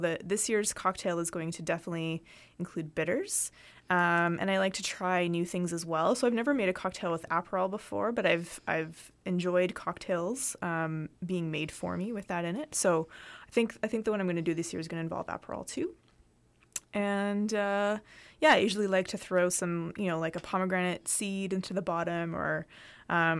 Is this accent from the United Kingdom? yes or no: no; Canada; Canada, we also have our own kind of version of glühwein.